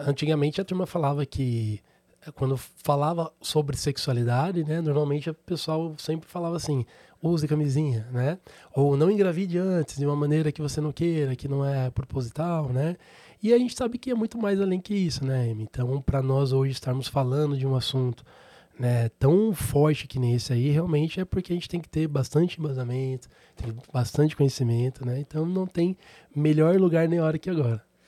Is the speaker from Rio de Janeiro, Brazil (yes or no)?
no; Sorocaba, São Paulo, Brazil; Sou natural de Sorocaba